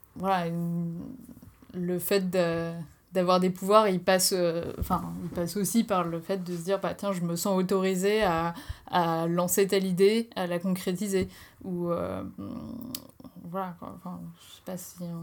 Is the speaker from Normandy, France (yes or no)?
yes; Normandy, France; now in Strasbourg, France; je viens de, de Normandie et j'habite à Strasbourg